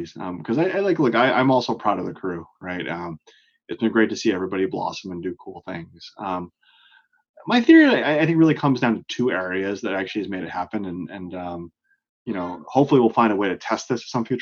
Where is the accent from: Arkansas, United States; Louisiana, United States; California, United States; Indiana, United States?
California, United States; Oakland; moved away as an adult; now in Boston, United States; I'm a Bay Area native in Northern California. I grew up in Oakland, right across the bay from San Francisco